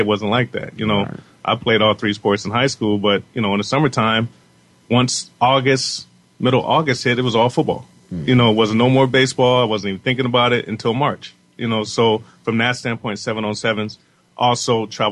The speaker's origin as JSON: {"language": "English", "region": "Southern California", "country": "United States", "said": "we're from Southern California"}